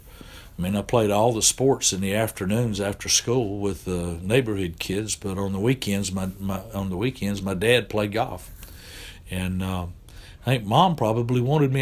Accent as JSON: {"language": "English", "town": "Winston-Salem", "region": "North Carolina", "country": "United States", "tie": "born or raised there", "said": "I grew up in Winston-Salem, and I grew up at a club"}